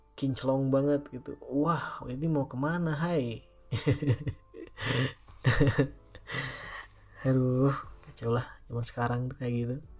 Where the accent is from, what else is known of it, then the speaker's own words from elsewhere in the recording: Cianjur, West Java, Indonesia; kota gue di Cianjur